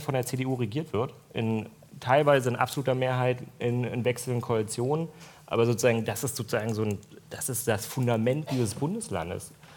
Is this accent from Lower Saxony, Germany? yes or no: no; Berlin, Germany; ich bin in Ostberlin geboren, am kürzeren Ende der Sonnenallee